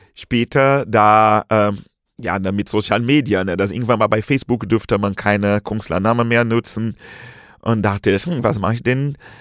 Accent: Brazil; German is a second language; moved away as an adult; now in Germany; ich komme aus Brasilien ursprünglich, mhm. nun lebe seit vielen, vielen Jahren hier in Deutschland

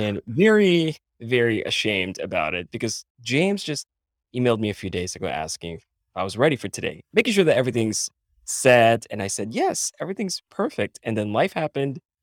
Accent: Philippines; moved away as an adult; now in United States; I was born and raised in the Philippines

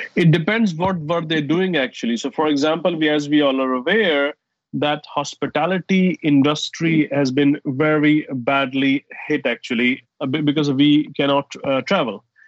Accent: Saudi Arabia; also born or lived in United States / Dubai; now in London, United Kingdom; I grew up in Saudi Arabia and I have lived in US, in Dubai, and of course living in London for last 15 years

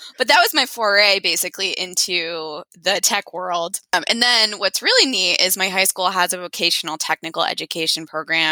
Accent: Peterborough, New Hampshire, United States; also born or lived in Washington, D.C. area; I grew up in New Hampshire and then went to the DC area for college, lived there for 15 years, and then moved back to New Hampshire 2.5 years ago.

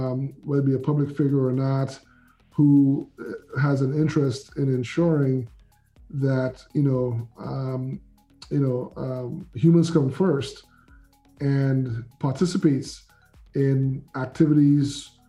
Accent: St. Lucia; moved away; I'm originally from the Caribbean, I'm island of St. Lucia, been here around 40 years

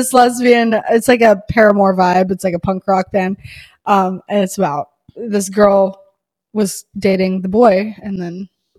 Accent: Alabama, United States; I grew up in Alabama

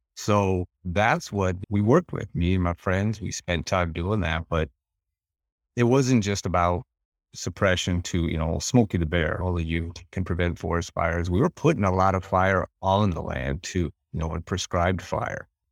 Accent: western Montana, United States; where we're at in western Montana

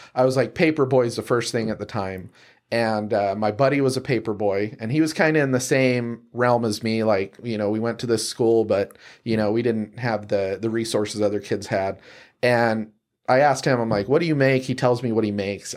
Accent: Salt Lake City, Utah, United States; I'm from Salt Lake City, um, you know, born and raised

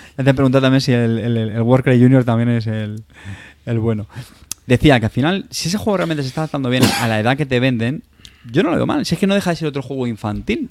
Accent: Montilla, Andalusia, Spain; mi pueblo Montilla en Córdoba

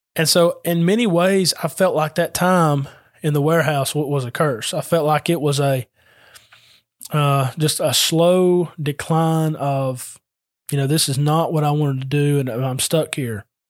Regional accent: Adairsville, Georgia, United States; I'm from Adairsville

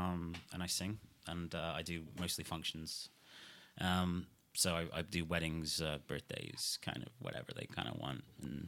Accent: Shrewsbury, West Midlands, United Kingdom; also born or lived in Nesscliffe; Yeah, I'm from Shrewsbury. I live in Nesclyth.

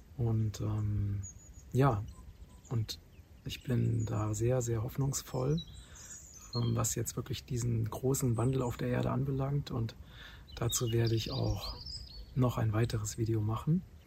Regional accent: Germany; moved away as an adult; also born or lived in Thailand; now in Portugal; dass Deutschland meine Heimat ist und von daher, und dass ich auch nicht aus Zufall in Deutschland geboren wurde

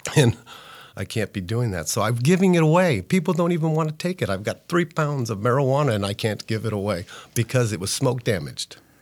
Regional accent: Northern California, United States; I'm from Northern California

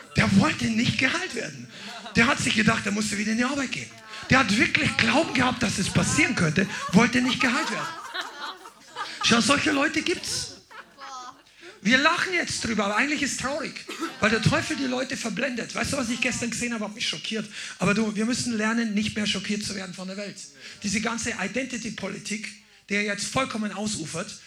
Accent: Amberg, Bavaria, Germany; meiner Geburtsstadt Amberg

